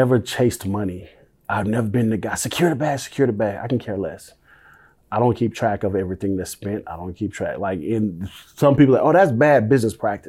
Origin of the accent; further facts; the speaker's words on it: Houston, Texas, United States; As a kid growing up in Houston, Texas, listening to the Mad Hatter Morning Show